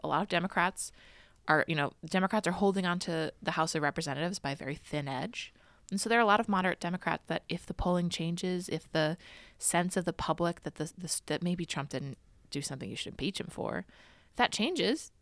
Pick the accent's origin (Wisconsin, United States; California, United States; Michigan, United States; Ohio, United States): Ohio, United States; Cleveland; moved away as an adult; also born or lived in Washington, D.C.; now in New York City, United States; my hometown of Cleveland